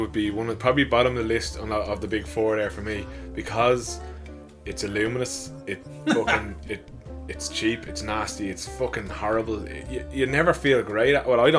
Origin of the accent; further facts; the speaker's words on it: Bray, Leinster, Ireland; we grew up in Bray